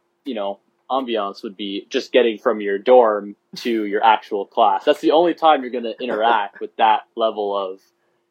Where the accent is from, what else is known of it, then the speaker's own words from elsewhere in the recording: Phoenix, Arizona, United States; moved away as an adult; now in Berkeley, United States; being from Phoenix, Arizona